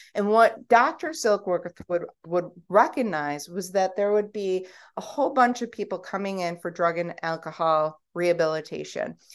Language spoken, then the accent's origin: English; United States; I'm American